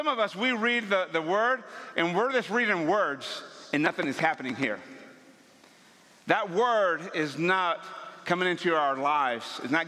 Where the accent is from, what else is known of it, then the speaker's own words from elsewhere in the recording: Ciudad Victoria, Tamaulipas, Mexico; first language Spanish; English is a second language; moved away; I was born and raised in Ciudad Victoria, Tamaulipas, Mexico